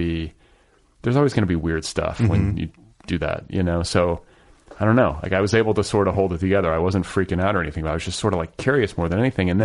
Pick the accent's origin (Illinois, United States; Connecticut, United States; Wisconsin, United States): Wisconsin, United States; Milwaukee; I was raised in Milwaukee